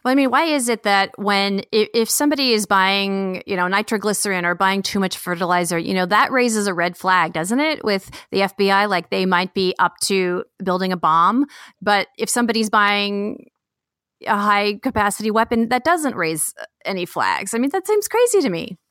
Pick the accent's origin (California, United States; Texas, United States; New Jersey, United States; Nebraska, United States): California, United States; Bay Area; moved away; I'm from the Bay Area